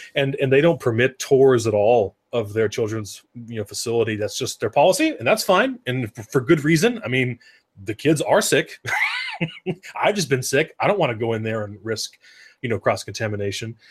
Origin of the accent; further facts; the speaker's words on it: Oregon, United States; I grew up in Oregon